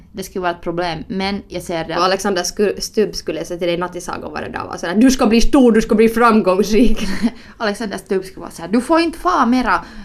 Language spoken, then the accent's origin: Swedish; Finland; accent: Finland Swedish; min finlandssvenska